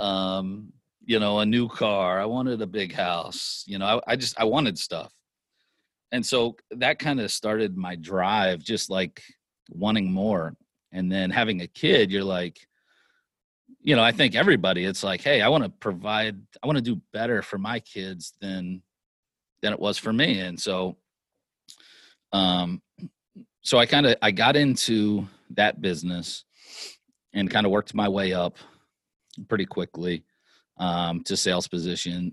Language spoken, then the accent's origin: English; Lancaster, Pennsylvania, United States; I grew up in Lancaster, Pennsylvania